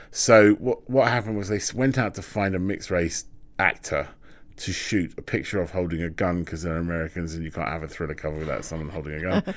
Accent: London, United Kingdom; I'm a Londoner. That's, that's my relationship with London.

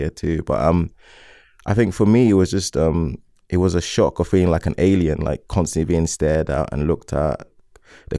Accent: Essex, East of England, United Kingdom; also born or lived in South London; I grew up in Essex and adapted

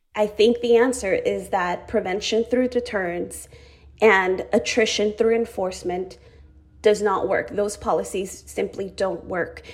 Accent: Arizona, United States; also born or lived in Chihuahua, Mexico; now in California, United States; I arrived to the United States with my family when I was just three years old. I had my third birthday in Arizona

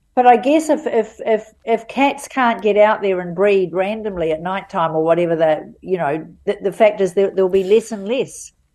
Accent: Auckland, New Zealand; I'm from Auckland. Love Auckland. Always been here most of the time

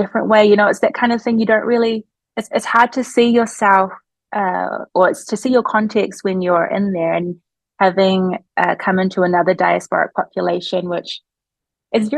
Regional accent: New Zealand; moved away as an adult; now in Eugene, United States; New Zealand, where we do make up a much more significant part of the population in comparison to here in the US, I feel very grateful for what I grew up

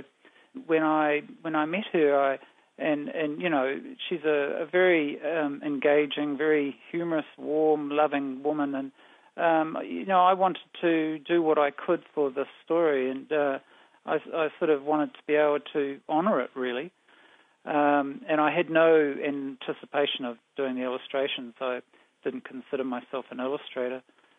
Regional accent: Blenheim, Marlborough, New Zealand; I was born in Christchurch, but I didn't really stick around there very long. When I was young, we moved to live in Blenheim. But I'm, you know, a South Island raised

